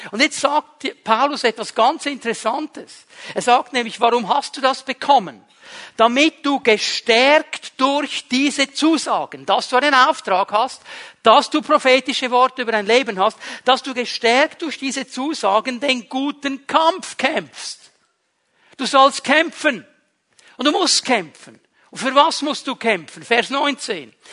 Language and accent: German; Switzerland; Uns im Westen fordert es heraus, uns als Schweizer fordert es sowieso heraus. Wir sind neutral.